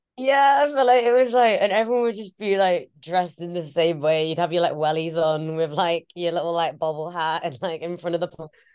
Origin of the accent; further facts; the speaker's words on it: Leeds, Yorkshire and the Humber, United Kingdom; now in London, United Kingdom; we grew up in Leeds